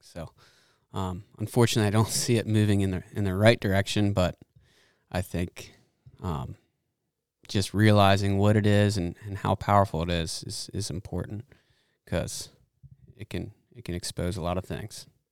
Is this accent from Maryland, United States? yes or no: yes; Annapolis, Maryland, United States; moved away as an adult; I'm originally from the Chesapeake Bay area up in Annapolis